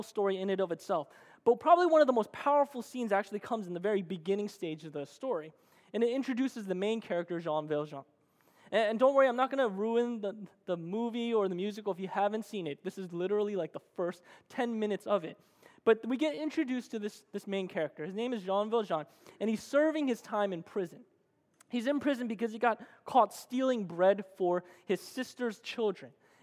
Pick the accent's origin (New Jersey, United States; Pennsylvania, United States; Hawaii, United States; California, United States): New Jersey, United States; moved away; I'm originally from the East Coast, and I actually grew up in the greatest state of America, and that is New Jersey